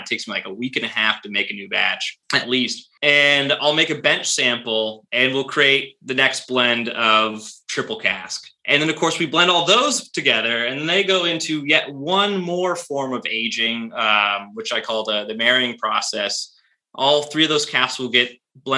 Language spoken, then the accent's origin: English; United States; I'm an American. I live here. I grew up here